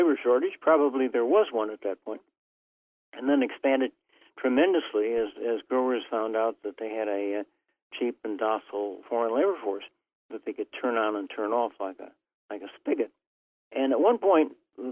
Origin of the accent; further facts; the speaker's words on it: Chicago, Illinois, United States; moved away; also born or lived in East Coast; I was born in Chicago, lived on the East Coast